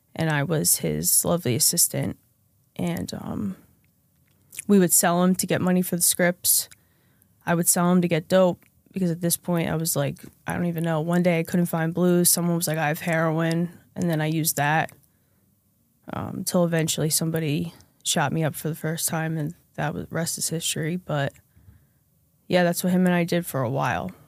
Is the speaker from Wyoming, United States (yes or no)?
no; central New Jersey, United States; I grew up in central New Jersey, um, suburb, middle class, lower middle class family